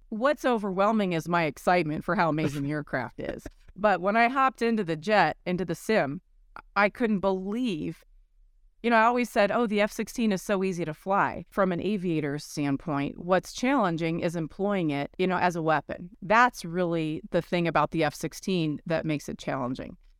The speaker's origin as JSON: {"language": "English", "region": "Colorado", "country": "United States", "said": "flying the F sixteen for the Colorado Air National Guard for years, my home state"}